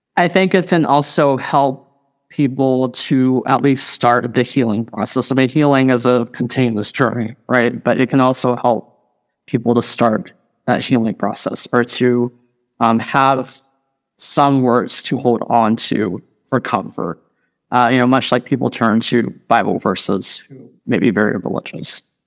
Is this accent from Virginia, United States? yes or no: yes; Radford, Virginia, United States; moved away as an adult; also born or lived in Indiana; Originally from Radford, Virginia, born and raised, and I lived in Appalachia for the first thirty years of my life